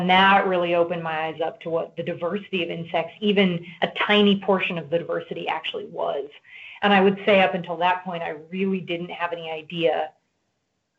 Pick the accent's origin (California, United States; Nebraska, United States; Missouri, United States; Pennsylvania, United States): Nebraska, United States; I grew up in Nebraska